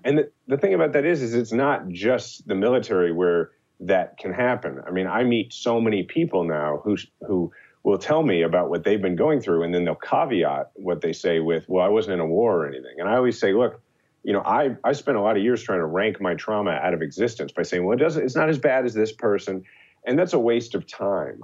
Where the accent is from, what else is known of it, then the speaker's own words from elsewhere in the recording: Kansas City, Missouri, United States; my hometown, Kansas City